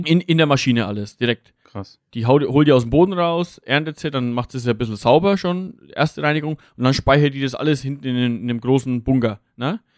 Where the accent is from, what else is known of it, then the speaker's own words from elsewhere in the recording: Lower Franconia, Bavaria, Germany; hier bei uns jetzt im, im Raum, vor allem jetzt im Raum Unterfranken